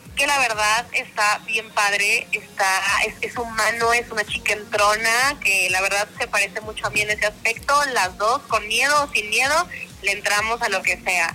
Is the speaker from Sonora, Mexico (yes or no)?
no; Monterrey, Nuevo León, Mexico; soy de Monterrey